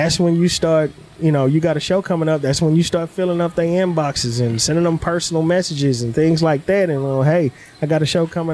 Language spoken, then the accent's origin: English; Beaumont, Texas, United States; I grew up in Beaumont was outside the city limits. So it was country